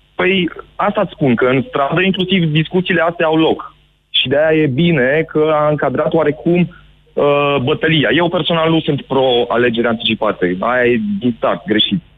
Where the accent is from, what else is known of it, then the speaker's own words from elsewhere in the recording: Baia Mare, Maramureș County, Romania; eu sunt din Baia Mare